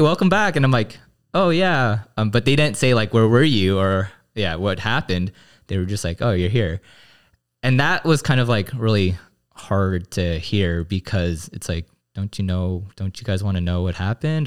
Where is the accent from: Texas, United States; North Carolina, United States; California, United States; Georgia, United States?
California, United States; Glendale; I grew up in the Korean American Christian church, um, my home church in Glendale.